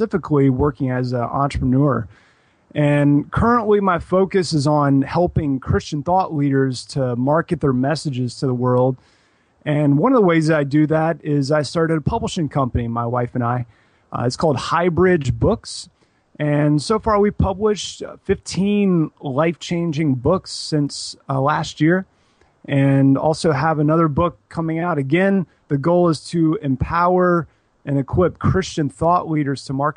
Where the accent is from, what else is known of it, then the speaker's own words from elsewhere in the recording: Columbia, South Carolina, United States; now in Houston, United States; I am from Columbia, South Carolina, and I've lived in a couple of different places since then, but currently, I'm living in Houston, Texas